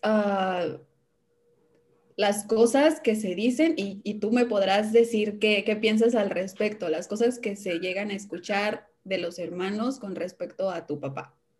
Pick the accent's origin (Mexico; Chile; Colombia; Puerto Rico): Mexico; Veracruz; also born or lived in Hidalgo; siempre digo que soy de Veracruz porque la mayor parte de mi vida he vivido en el estado de Veracruz, pero nací en Hidalgo